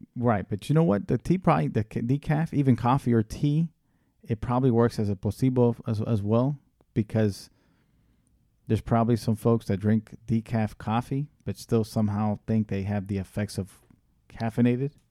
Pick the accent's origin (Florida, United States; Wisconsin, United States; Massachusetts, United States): Florida, United States; Tampa; also born or lived in Washington, D.C.; now in Miami, United States; I was born in Washington, D C, raised in Tampa, Florida.